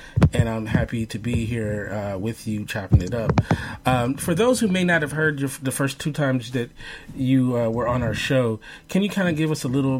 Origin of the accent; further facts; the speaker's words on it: Los Angeles, California, United States; I'm from Los Angeles, born and raised